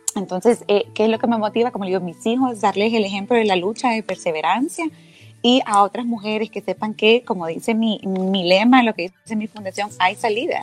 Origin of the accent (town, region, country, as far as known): Honduras